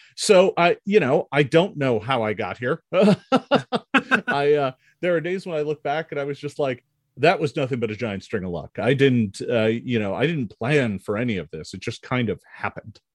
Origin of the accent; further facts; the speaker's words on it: Milwaukee, Wisconsin, United States; I grew up in Milwaukee, Wisconsin